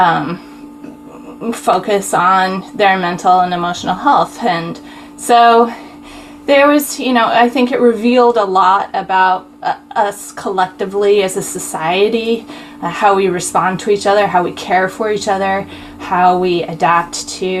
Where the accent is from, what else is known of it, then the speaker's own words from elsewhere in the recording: Utah, United States; also born or lived in Texas; I was born in Texas. I was raised in Utah.